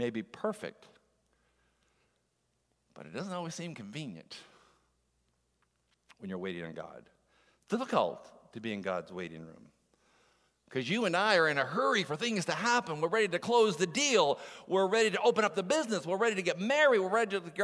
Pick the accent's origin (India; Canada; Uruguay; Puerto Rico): Canada; Moncton, New Brunswick; moved away; I'm from Moncton, New Brunswick, is where I would be born